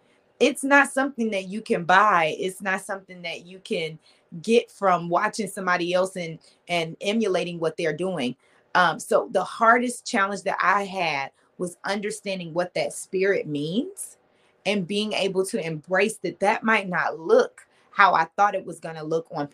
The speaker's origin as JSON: {"language": "English", "town": "Detroit", "region": "Michigan", "country": "United States", "tie": "born or raised there", "said": "Yes, I did. Born and raised."}